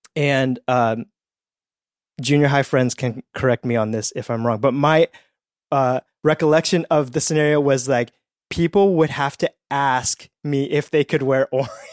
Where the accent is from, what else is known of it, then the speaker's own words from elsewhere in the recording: Petaluma, California, United States; also born or lived in Edmonton, Canada; we grew up in Petaluma, California, which is about an hour north of San Francisco